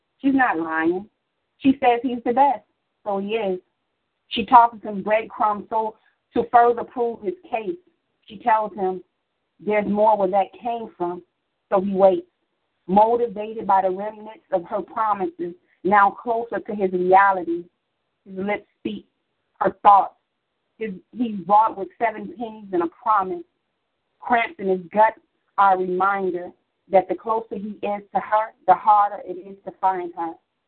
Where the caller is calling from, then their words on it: Chicago, Illinois, United States; I'm calling from Chicago, Illinois, Southeast Side.